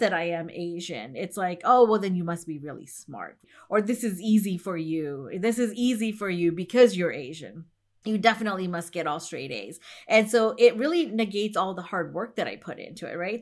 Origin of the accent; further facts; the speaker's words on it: India; I'm from India